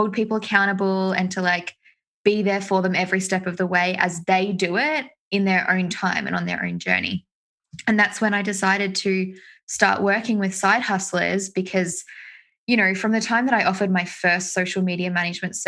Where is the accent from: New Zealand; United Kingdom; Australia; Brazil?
Australia